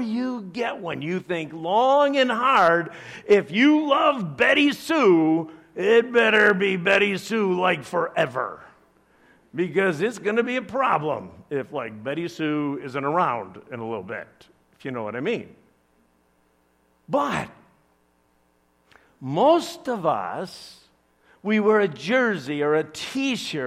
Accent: Chicago, Illinois, United States; I'm from Chicago

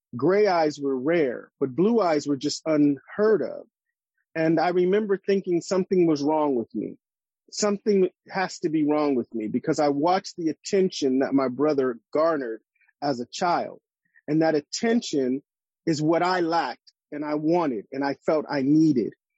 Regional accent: Los Angeles, California, United States; in the neighborhoods where I grew up in Los Angeles and South Central

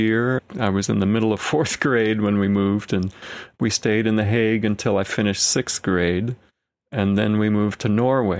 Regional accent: Caripito, Monagas, Venezuela; born there; Yeah, so I was born in Venezuela, in the eastern part of Venezuela near the Guyana border, in a very small town called Caripito.

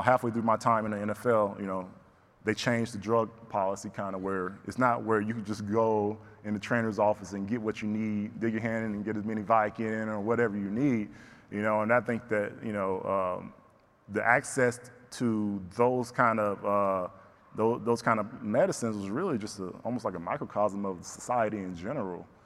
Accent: the South, United States; growing up in the South, Bible Belt

